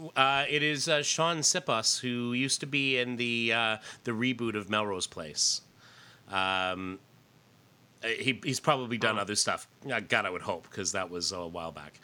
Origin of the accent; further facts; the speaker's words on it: Canada; I grew up in Canada.